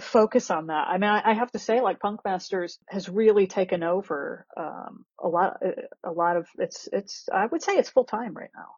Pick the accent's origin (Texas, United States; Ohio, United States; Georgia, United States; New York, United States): Ohio, United States; Akron; I grew up in Akron, Ohio